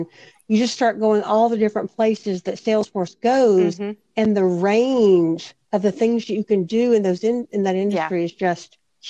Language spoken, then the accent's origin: English; the South, United States; I'm from the South